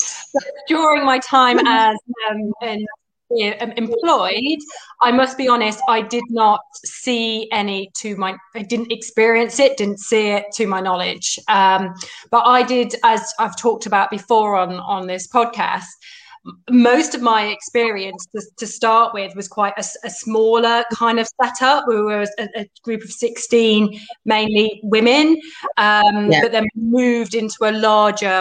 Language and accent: English; Leicester, East Midlands, United Kingdom; now in Surrey, United Kingdom; I'm based in Surrey, but originally from Leicester